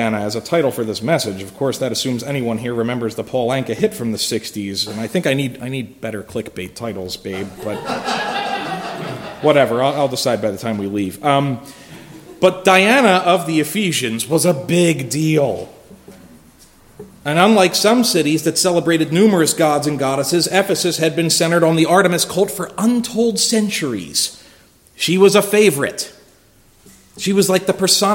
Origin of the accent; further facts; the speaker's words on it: Philadelphia, Pennsylvania, United States; I'm from Philly. In my hometown, it is union dominated